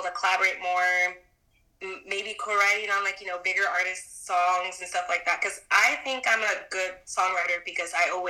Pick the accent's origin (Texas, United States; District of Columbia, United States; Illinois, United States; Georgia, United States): Texas, United States; now in Dallas, United States; I'm not from Dallas. I'm from Texas. I'm very much still a Texas girl.